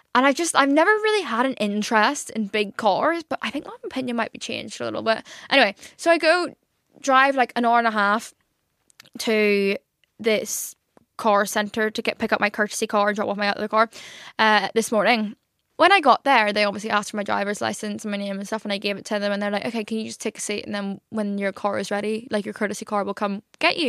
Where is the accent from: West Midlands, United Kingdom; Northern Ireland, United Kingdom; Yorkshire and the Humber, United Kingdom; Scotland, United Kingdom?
Northern Ireland, United Kingdom; now in London, United Kingdom; I'm from Northern Ireland.